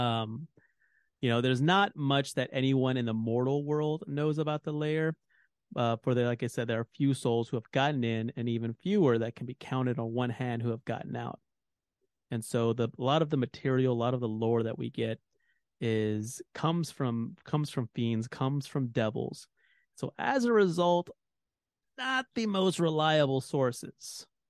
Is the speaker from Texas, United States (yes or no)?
yes; Texas, United States; As a Texan